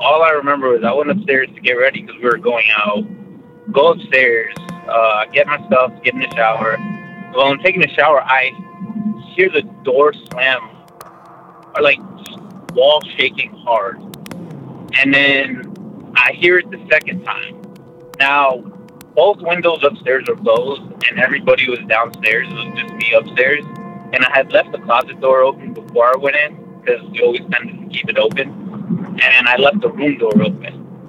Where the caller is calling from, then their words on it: Dallas, Texas, United States; from Dallas, Texas again.